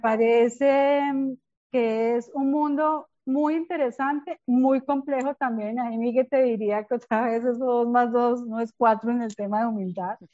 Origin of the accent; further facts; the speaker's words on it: Bogotá, Colombia; accent: rolo; moved away as an adult; now in Medellín, Colombia; soy bogotana de origen, hace cerca de 21 años, aunque no parezca vivo en Medellín.